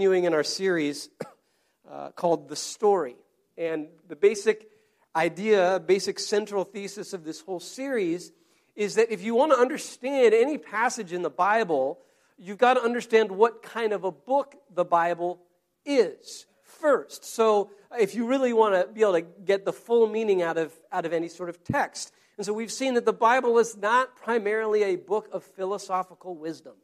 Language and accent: English; United States; an American citizen